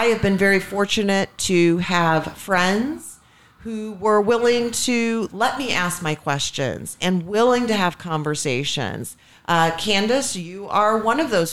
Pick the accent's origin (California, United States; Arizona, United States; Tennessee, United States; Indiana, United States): Indiana, United States; Indianapolis; I grew up in a semi-rural area in the suburbs of Indianapolis.